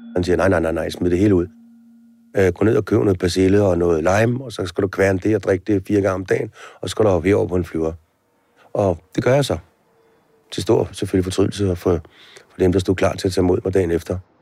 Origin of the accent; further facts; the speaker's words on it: Denmark; når vi sidder her hjemme i Danmark